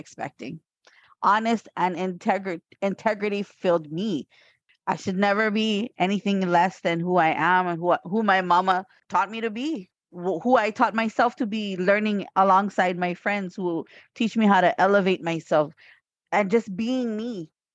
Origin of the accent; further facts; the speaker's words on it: Hawaii, United States; I am from Hawaii